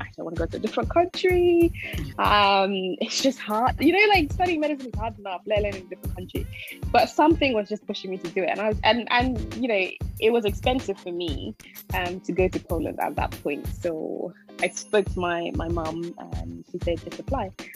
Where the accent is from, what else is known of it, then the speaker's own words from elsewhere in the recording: Ghana; now in United Kingdom; I grew up in Ghana, and then we moved here